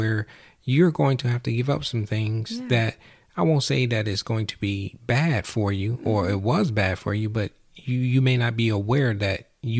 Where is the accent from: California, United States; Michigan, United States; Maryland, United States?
Michigan, United States; Even though I'm from Michigan, or we are from Michigan.